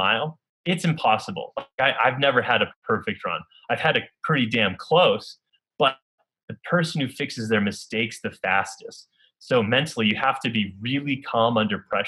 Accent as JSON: {"language": "English", "region": "Northern New York", "country": "United States", "tie": "born or raised there", "said": "growing up in Northern New York"}